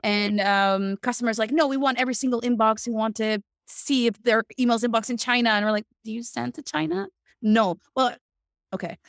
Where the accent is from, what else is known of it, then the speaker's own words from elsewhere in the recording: Canada; moved away as an adult; also born or lived in Montreal; now in Netherlands; Canadian person